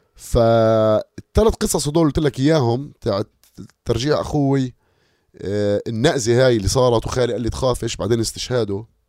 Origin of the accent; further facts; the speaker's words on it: Amman, Amman Governorate, Jordan; انا فلسطيني اردني لانه انا فلسطيني اردني تربيت في عمان